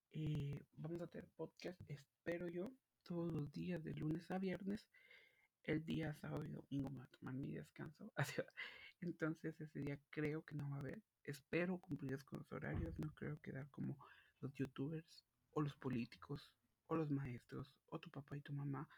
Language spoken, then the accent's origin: Spanish; Guatemala; yo soy de Guatemala